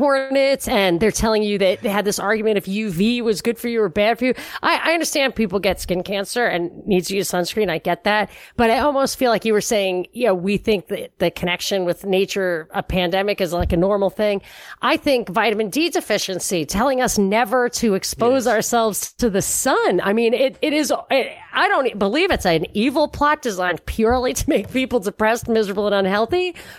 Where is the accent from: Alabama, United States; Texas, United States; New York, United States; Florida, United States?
New York, United States; when I was growing up in New York, upstate New York, and from Rockland County.